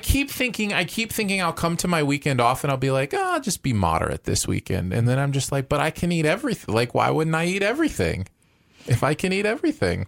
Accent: Michigan, United States; moved away; where I grew up in Michigan

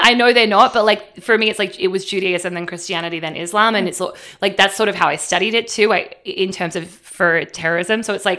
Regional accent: Australia; We called him Father Gaza because we're Australian.

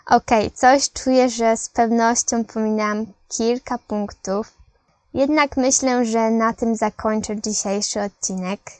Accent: Poland; Ja z Polski, Eloise z Francji, Sara z Niemiec.

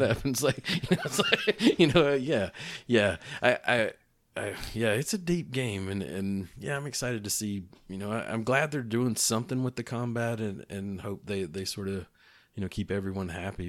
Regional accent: East Tennessee, United States; growing up in East Tennessee

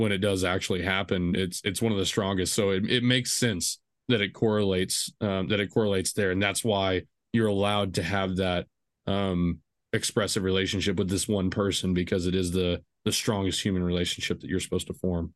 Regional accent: small Texas town, United States; I grew up, the way I kinda came to Christ was, i, it was different but typical. Um, you know, you did the youth group things, you know, it's a small Texas town.

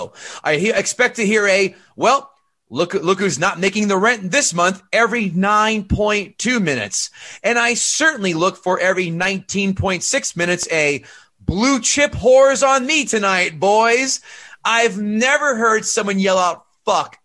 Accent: New Jersey, United States; We grew up in Jersey

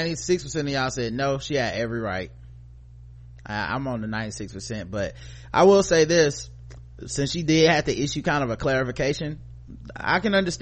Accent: Brooklyn, New York, United States; I figured I might learn something new despite growing up in Brooklyn, being exposed to some aspects of the Hasidic community.

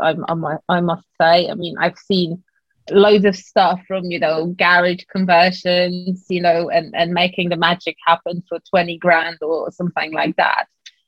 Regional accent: Poland; moved away as an adult; now in London, United Kingdom; I came originally from Poland

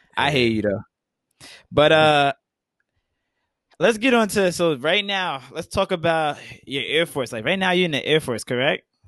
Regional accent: New York, United States; growing up in New York

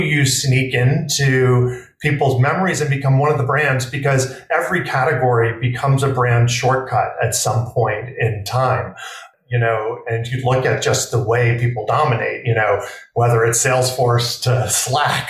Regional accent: New York City, New York, United States; I grew up in New York City in Manhattan

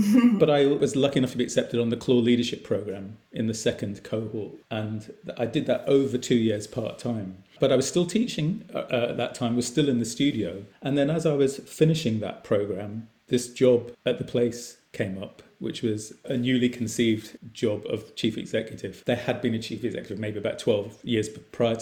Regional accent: Cambridge, East of England, United Kingdom; accent: Glaswegian; also born or lived in Glasgow, Scotland; At 7 and a half, we moved south to Cambridge and took me 6 months to lose my Glaswegian accent

